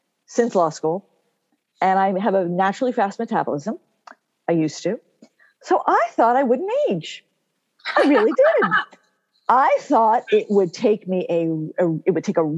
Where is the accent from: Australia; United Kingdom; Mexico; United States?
United States; New Jersey; I'm from New Jersey